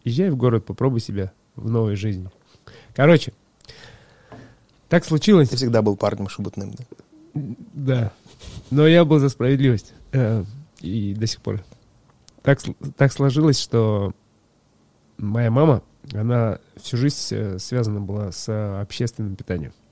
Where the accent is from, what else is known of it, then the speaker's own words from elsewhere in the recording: Shula, Krasnoyarsk Krai, Russia; born there; Э, да, село Шула. Шула.